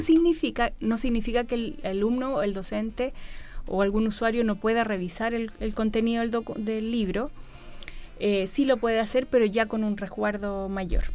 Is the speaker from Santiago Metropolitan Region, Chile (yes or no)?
no; Valparaíso, Chile; also born or lived in Los Ángeles, Chile; Después volví a Valparaíso, a mi ciudad natal.